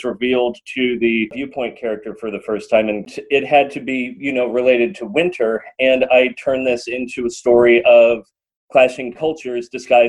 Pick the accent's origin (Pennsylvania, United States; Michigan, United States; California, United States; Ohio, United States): California, United States; And I grew up in California, which is very much not a French place.